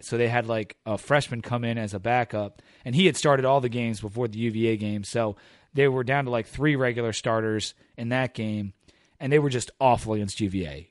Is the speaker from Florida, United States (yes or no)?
no; Delaware, United States; I'm from Delaware